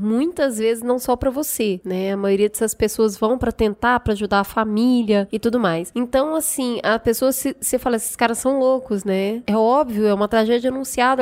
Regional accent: Minas Gerais, Brazil; eu que sou mineira

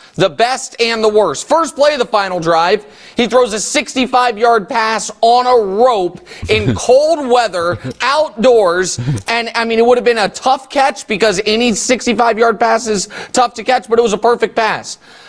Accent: Kansas City, United States; because I'm a Chiefs guy, been rooting for my hometown team

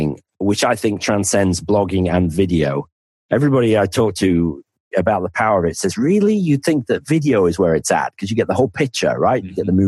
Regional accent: the north of England, United Kingdom; accent: northern; now in Penzance, United Kingdom; my accent is you're normally sort of the thick person from the north

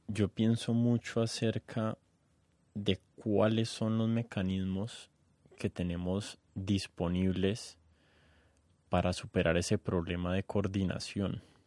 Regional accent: Colombia; yo nunca me he sentido tan colombiano

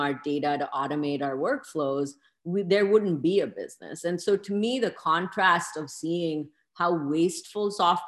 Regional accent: Lahore, Punjab, Pakistan; now in Seattle, United States; I grew up in Lahore

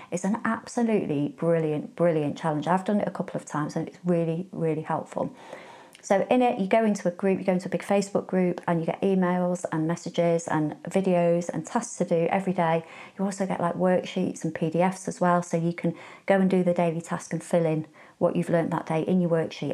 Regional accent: Warrington, North West England, United Kingdom; I'm from Warrington

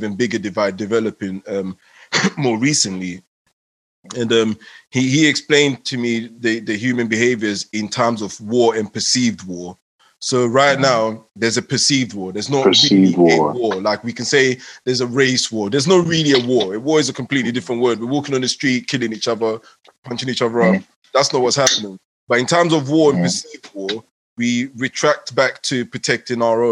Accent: England, United Kingdom; also born or lived in Ghana; I'm a local boy in England.

